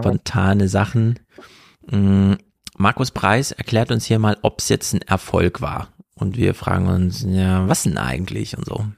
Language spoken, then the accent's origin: German; East Germany, Germany; als Ostdeutscher